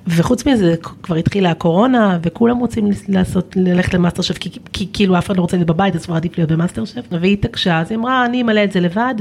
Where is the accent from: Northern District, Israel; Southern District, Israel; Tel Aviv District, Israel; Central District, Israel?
Northern District, Israel; Kvutzat Kinneret; moved away; בקבוצת כנרת, שזה הקיבוץ שבו גדלתי